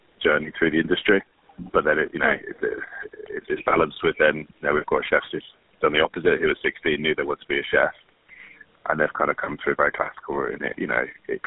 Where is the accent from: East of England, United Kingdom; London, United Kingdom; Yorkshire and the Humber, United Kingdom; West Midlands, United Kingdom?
West Midlands, United Kingdom; Birmingham; moved away as an adult; also born or lived in Nottingham / Manchester; I grew up in a little suburb called Hall Green, just outside the Bolton Triangle.